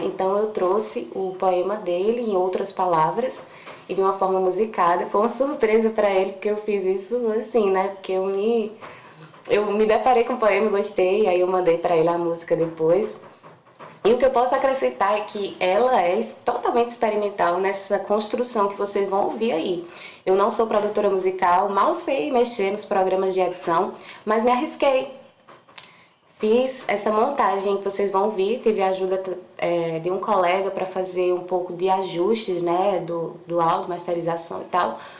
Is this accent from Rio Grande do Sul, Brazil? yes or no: no; Campina Grande, Paraíba, Brazil; lá de Campina Grande, de onde sou